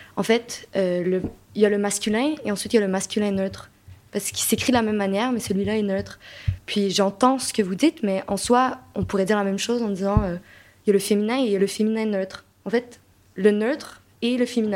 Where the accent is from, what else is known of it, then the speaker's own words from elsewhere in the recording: Quebec, Canada; accent: Québécois; moved away as an adult; now in France; je suis québécoise, donc vous pouvez l'entendre probablement par mon accent